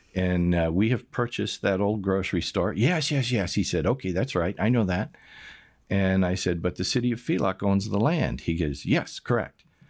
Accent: United States; moved away as an adult; now in Austria; I had an accent and found out I was from America

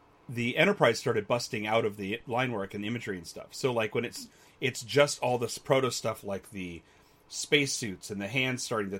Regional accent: California, United States; I was born in California

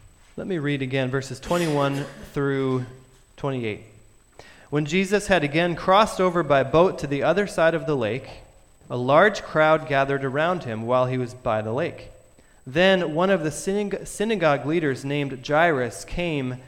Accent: Vermont, United States; I'm from Vermont.

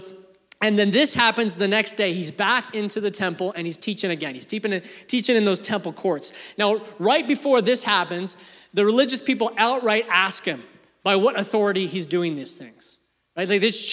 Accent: Canada; also born or lived in England; I was born in England at the ripe old age of 2. We moved to Canada

